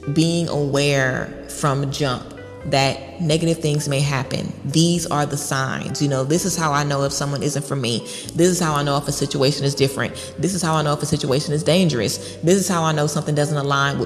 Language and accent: English; Baton Rouge, Louisiana, United States; I'm from Baton Rouge, Louisiana